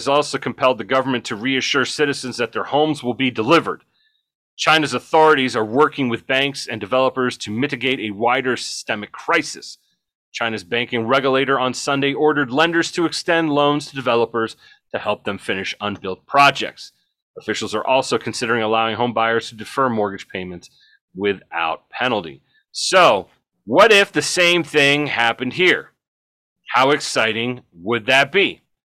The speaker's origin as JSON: {"language": "English", "country": "Ireland", "said": "Bungalow, not bungalow, bungalow. I'm Irish, so I can say that."}